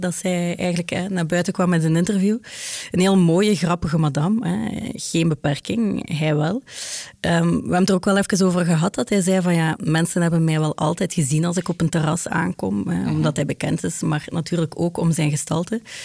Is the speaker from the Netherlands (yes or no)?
no; Ghent, Flanders, Belgium; ik ben van Gent